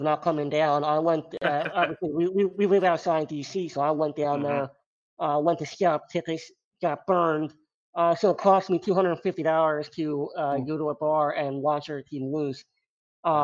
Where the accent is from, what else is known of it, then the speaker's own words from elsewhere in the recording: Maryland, United States; I lived in Maryland. I grew up in Maryland.